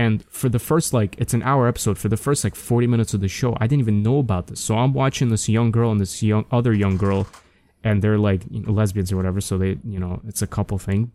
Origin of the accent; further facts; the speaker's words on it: New York, United States; being a New Yorker, you know, growing up, I always, especially in, like, elementary school and middle school